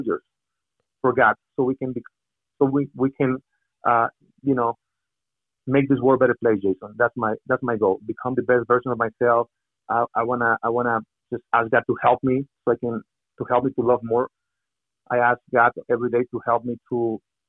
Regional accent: Mexico; English is a second language; moved away as an adult; also born or lived in Miami; I'm from Mexico

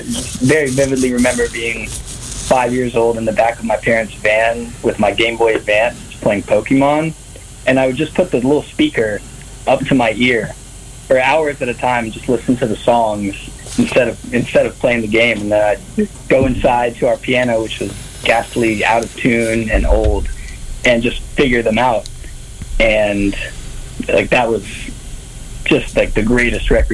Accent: Jacksonville, Florida, United States; moved away as an adult; also born or lived in Tallahassee, Florida; now in Atlanta, United States; We're all from Jacksonville

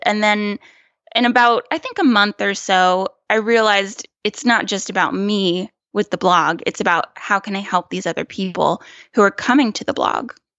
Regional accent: small town near Clemson, South Carolina, United States; moved away as an adult; also born or lived in New York / California; I am from a very small town in South Carolina

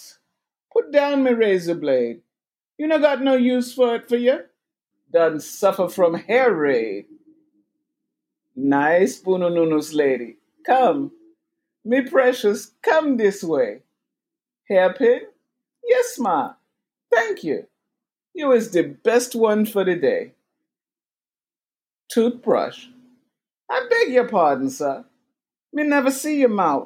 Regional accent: New York, United States; I am from Jamaica, but Jamaica, New York.

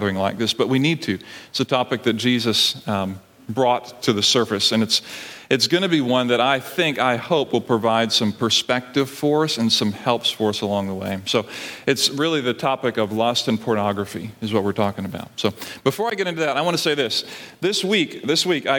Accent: Barbados; now in United States; I grew up in Barbados

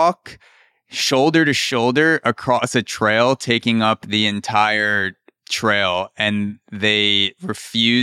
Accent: New York City, New York, United States; as a New Yorker

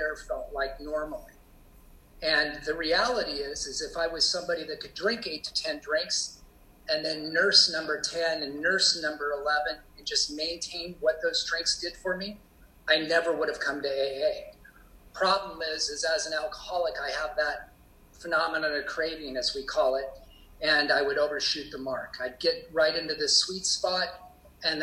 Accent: Portland, Oregon, United States; I grew up in Portland, Oregon, and in a suburban

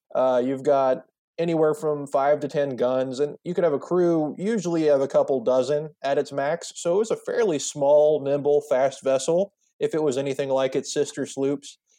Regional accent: Charleston, South Carolina, United States; Charleston-centric, uh, project, and it's my hometown

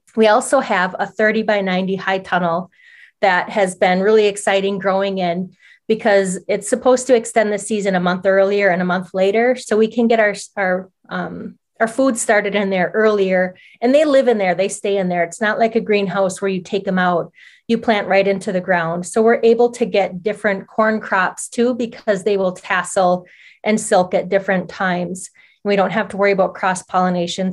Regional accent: Oneida Reservation, Wisconsin, United States; born or raised there

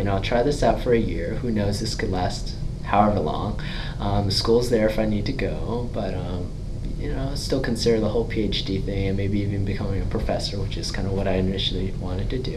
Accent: Canada; moved away as an adult; now in Trenton, United States; I'm Canadian

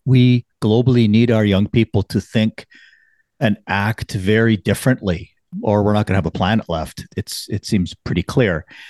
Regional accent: Canada

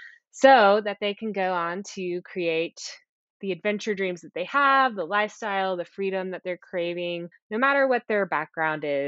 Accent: Texas, United States; I grew up in Texas

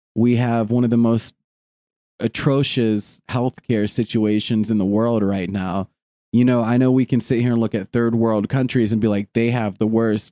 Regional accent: United States; we as an American people

